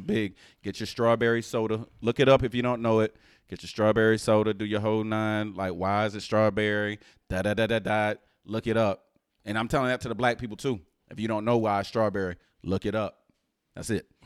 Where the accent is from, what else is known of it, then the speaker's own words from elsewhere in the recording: Houston, Texas, United States; I was raised in Houston.